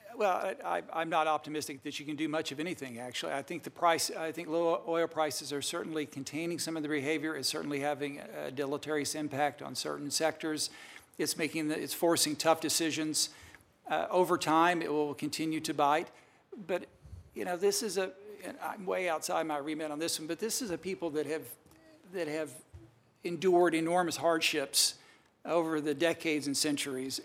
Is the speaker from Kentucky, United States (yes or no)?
yes; Kentucky, United States; now in Virginia, United States; I was, uh, born and raised in Kentucky and I now live in Virginia